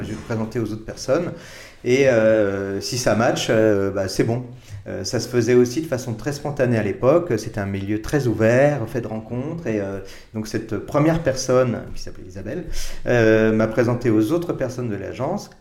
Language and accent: French; Paris, Île-de-France, France; je suis né à Paris euh, en 1964